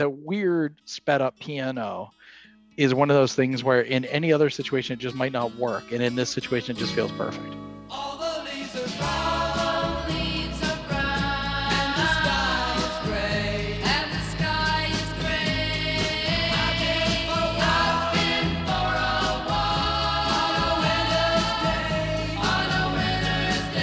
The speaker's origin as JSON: {"language": "English", "town": "Ann Arbor", "region": "Michigan", "country": "United States", "tie": "born or raised there", "said": "I grew up in, I was born in Ann Arbor, Michigan, and my Aunt Kathy, who I have to give a shout out to because she is a loyal listener of the show, used to drive me to Montessori school"}